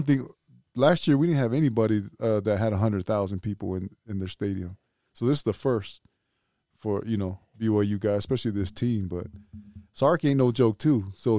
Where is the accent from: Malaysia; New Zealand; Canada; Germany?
New Zealand; We're from New Zealand.